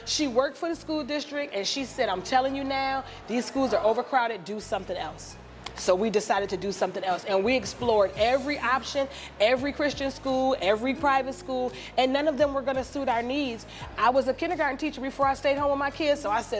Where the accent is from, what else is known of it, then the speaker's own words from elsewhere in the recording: Maryland, United States; I am from Maryland in the DMV area